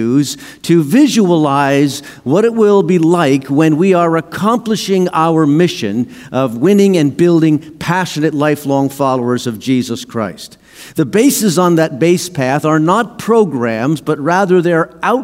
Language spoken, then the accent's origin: English; New Jersey, United States; In the town that I grew up in New Jersey, we had a community pool.